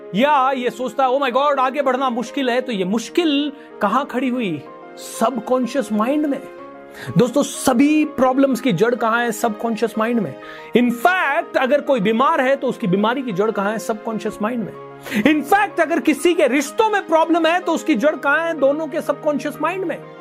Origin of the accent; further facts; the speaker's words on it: Rajasthan, India; मैं राजस्थान से हूं